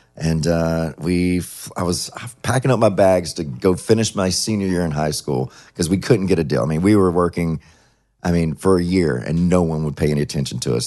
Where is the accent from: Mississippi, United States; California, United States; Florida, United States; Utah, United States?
Mississippi, United States; Ellisville; also born or lived in Laurel, Mississippi; I actually lived in Ellisville, Mississippi, which no one never heard of. So I always say Laurel, which is the town next to it where I was born